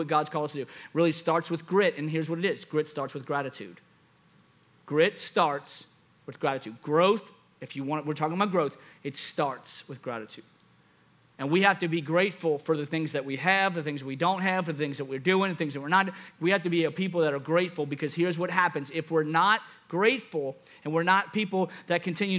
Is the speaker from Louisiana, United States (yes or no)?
yes; Louisiana, United States; I'm from Louisiana.